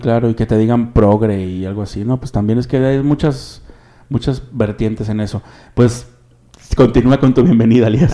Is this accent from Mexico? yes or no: yes; Mexico; nos identificamos prácticamente como mexicanos